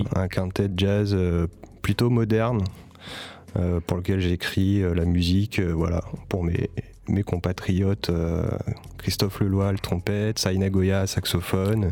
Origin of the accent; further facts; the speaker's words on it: Paris, Île-de-France, France; moved away as an adult; now in Marseille, France; je viens pas de Marseille. Je suis, arrivé à Marseille en 2018. voilà, je viens de Paris à la base